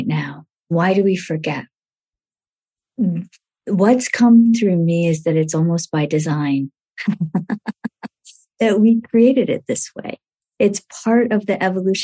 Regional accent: India; when I was born in India, the first thing that happened for me was that my grandmother put honey in my mouth

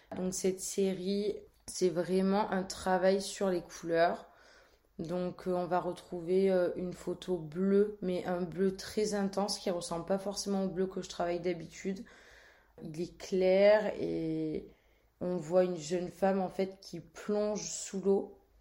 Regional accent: Marseille, Provence-Alpes-Côte d'Azur, France; Je suis née à Marseille, entre Malmousque et le Vallon des Offres

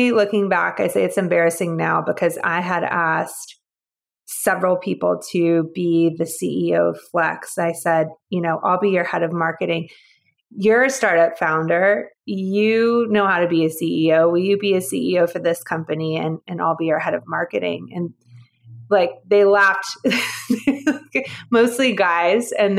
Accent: Georgia, United States; moved away as an adult; also born or lived in San Francisco; I'm originally from Georgia

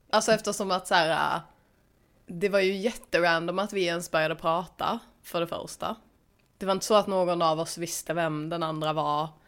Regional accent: Stockholm, Stockholm County, Sweden; moved away; jag är från Stockholm.

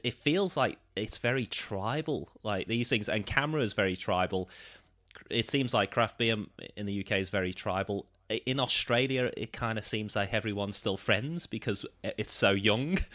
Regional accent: Liverpool, North West England, United Kingdom; my hometown, Liverpool

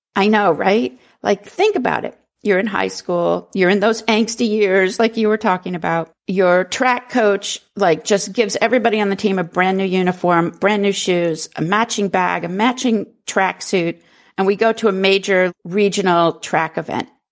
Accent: New Hampshire, United States; I grew up in New Hampshire, a very rural New Hampshire.

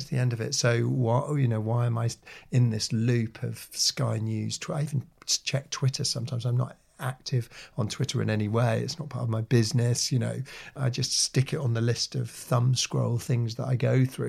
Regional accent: Norwich, East of England, United Kingdom; my hometown of Norwich

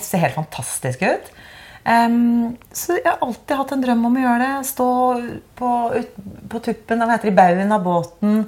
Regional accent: Oslo, Norway; also born or lived in Bærum; den kirken jeg liksom vokste opp i, som heter Majorstuen kirke

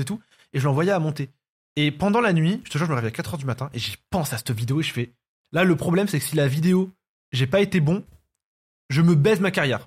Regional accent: France; Je, suis pas né en Algérie, je suis né en France.

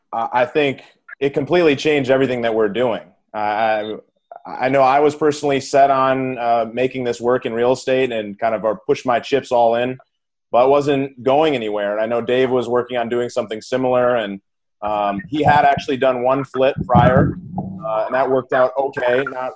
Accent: Minneapolis, Minnesota, United States; now in California, United States; Even though I live in California, I was from Minneapolis originally.

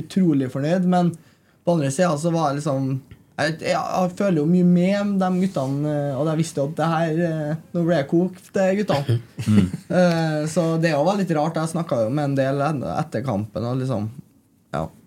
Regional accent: Trondheim, Trøndelag, Norway; jeg er oppvokst på Nydavoll, så jeg er rett eh, borti her.

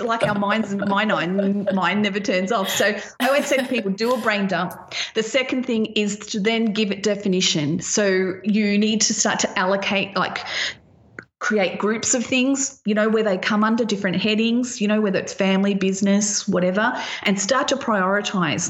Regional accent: Australia

